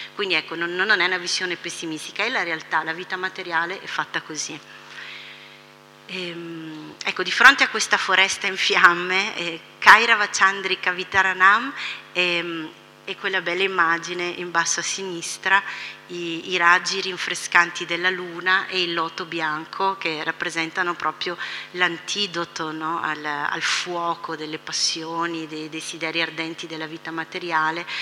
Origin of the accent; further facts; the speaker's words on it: Italy; per noi che siamo nati in Italia, tutti all'interno di una tradizione cristiana